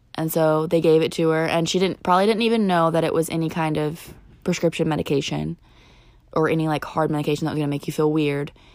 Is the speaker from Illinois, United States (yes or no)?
yes; southern Illinois, United States; we are from Illinois, the more southern part